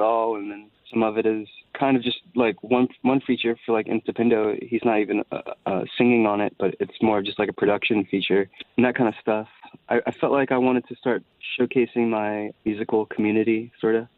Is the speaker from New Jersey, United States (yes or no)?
no; Columbia, South Carolina, United States; I am a country boy. I am from South Carolina.